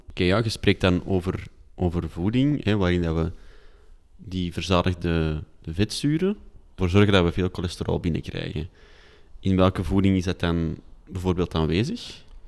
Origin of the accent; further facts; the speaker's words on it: Antwerp, Flanders, Belgium; accent: Antwerps; ik mag wel mijn Antwerps accent behouden als simpele stadsjongen